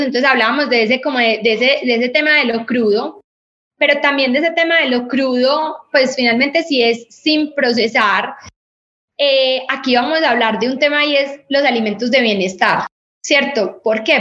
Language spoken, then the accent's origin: Spanish; Colombia; nosotros somos un país cafetero